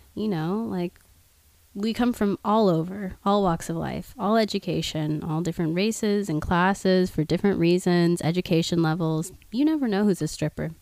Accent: Oklahoma, United States; now in Los Angeles, United States; I'm from Oklahoma originally

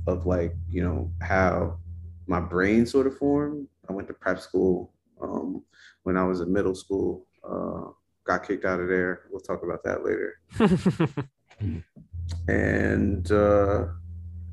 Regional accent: East Windsor, New Jersey, United States; also born or lived in Trenton, New Jersey / West Orange, New Jersey; I was born in Trenton, and I grew up a large portion of my life in a town called East Windsor

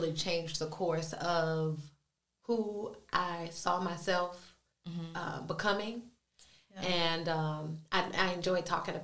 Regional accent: Durham, North Carolina, United States; also born or lived in Long Island, New York; I was born in Long Island, New York, but I was raised in Durham, North Carolina

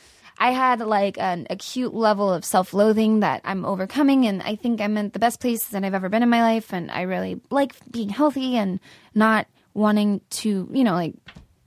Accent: San Antonio, Texas, United States; born there; I was born in San Antonio, and I moved around a lot.

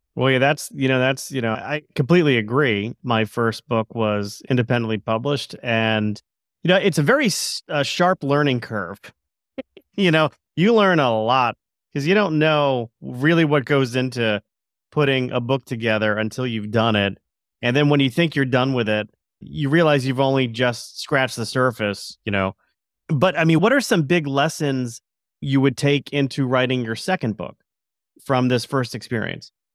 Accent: Stamford, Connecticut, United States; W W F located in my hometown of Stamford, Connecticut.

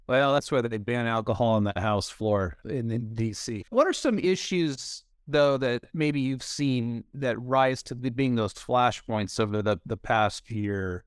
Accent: California, United States; as a Californian

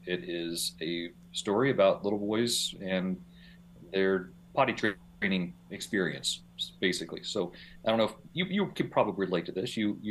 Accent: West Virginia, United States; I grew up in West Virginia. West Virginia, it's very rural. So I grew up on a large farm

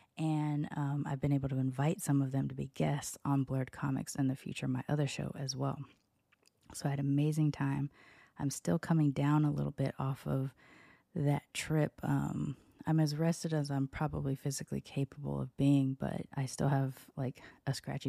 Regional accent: Long Beach, California, United States; also born or lived in Sacramento; And so even though I was born in Sacramento, I tell everybody I'm from Long Beach because that's kind of when my personality developed. I was living in North Long Beach on the border of Compton in the late 80s, early 90s.

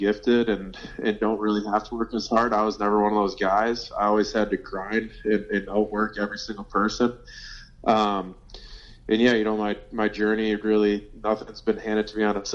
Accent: Minnesota, United States; born and raised in Minnesota

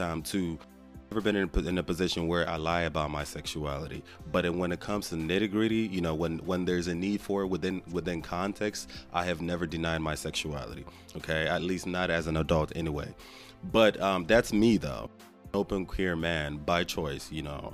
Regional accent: Nigeria; now in Houston, United States; I was born and raised in Nigeria to Nigerian family members

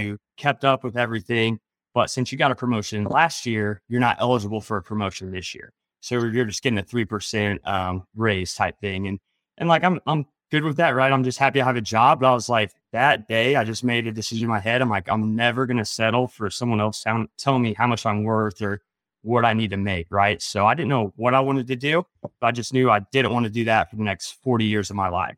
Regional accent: Indiana, United States; I grew up in Indiana

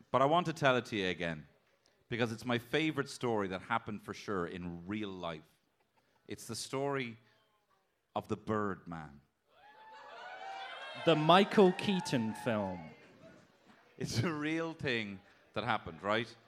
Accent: Dublin, Leinster, Ireland; I'm from Dublin.

